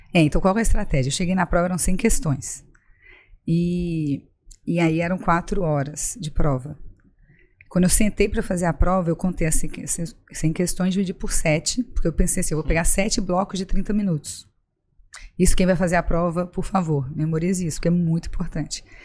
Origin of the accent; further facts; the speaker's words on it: Juiz de Fora, Minas Gerais, Brazil; moved away as an adult; also born or lived in Brasília / São Paulo; now in Florianópolis, Brazil; logo eu voltei a Juiz de Fora, que é a cidade onde eu morei, onde eu estudei, formei em medicina